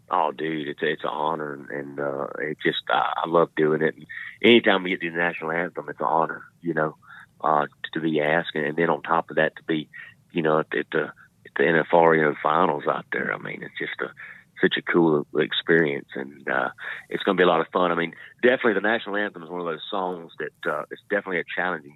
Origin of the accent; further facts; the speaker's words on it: Trenton, Florida, United States; I grew up in North Florida